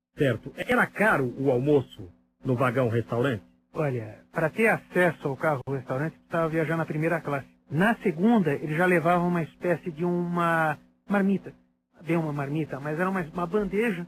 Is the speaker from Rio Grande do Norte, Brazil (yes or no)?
no; São Paulo, Brazil; Paulista, paulistano, mas com o coração no interior